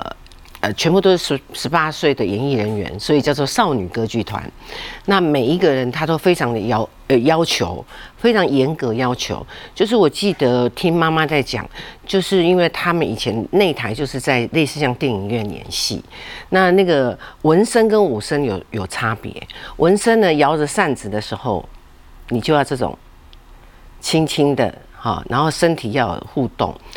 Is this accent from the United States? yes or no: no; Penghu County, Taiwan; 我澎湖人